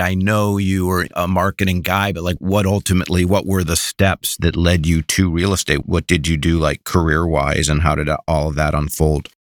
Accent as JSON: {"language": "English", "region": "Midwest", "country": "United States", "tie": "born or raised there", "said": "I grew up in the Midwest"}